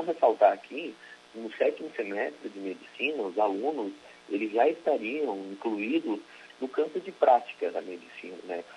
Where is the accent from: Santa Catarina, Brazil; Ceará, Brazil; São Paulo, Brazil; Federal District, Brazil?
Santa Catarina, Brazil; Criciúma; Eu sou natural de Criciúma.